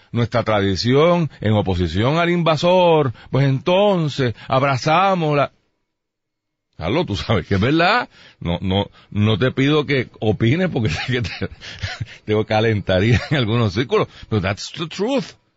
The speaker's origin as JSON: {"language": "Spanish", "country": "Puerto Rico"}